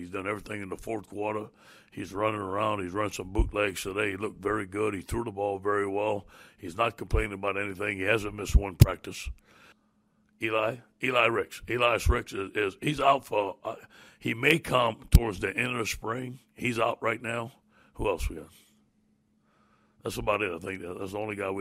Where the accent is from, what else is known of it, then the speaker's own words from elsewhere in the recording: Louisiana, United States; I was born in Louisiana